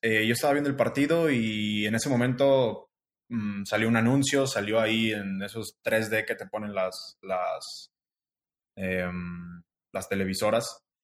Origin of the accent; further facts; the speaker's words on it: Guanajuato, Mexico; moved away as an adult; now in Guadalajara, Mexico; yo soy de Guanajuato